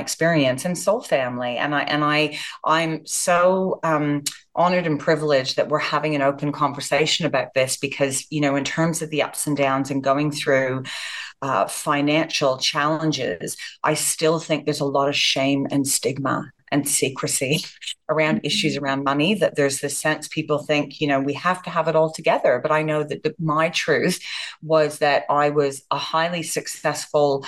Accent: Canada; moved away as an adult; also born or lived in Japan; I was born and raised in Canada

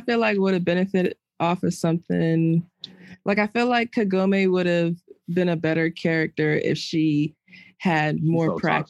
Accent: Philadelphia, Pennsylvania, United States; I'm from Philadelphia, PA.

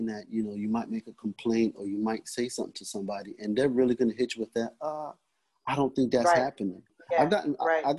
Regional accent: New York, United States; moved away; also born or lived in Florida; growing up in New York, I spent some time in Florida

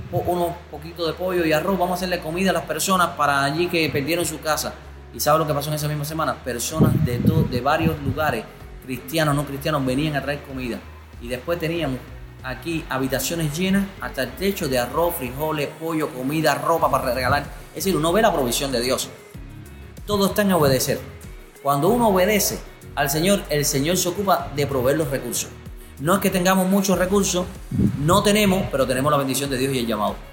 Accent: Cuba; como cubanos tenemos recursos a veces insuficientes para pagar un pasaje

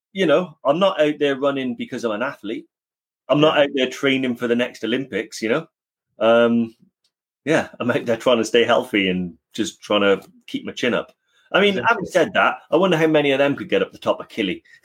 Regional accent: Newport, Wales, United Kingdom; I'm from Newport in South Wales

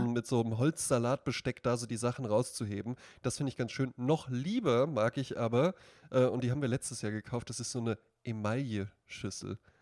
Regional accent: Central Hesse, Germany; ich komme aus Mittelhessen

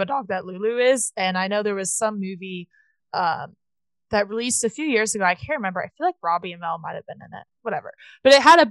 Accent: Atlanta, Georgia, United States; I'm from Atlanta

